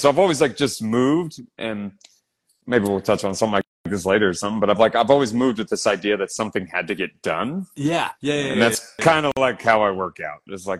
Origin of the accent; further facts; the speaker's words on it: Northern Virginia, United States; now in San Diego, United States; they call it the DMV area. So D.C., Maryland, Virginia. So I grew up in Virginia, Northern Virginia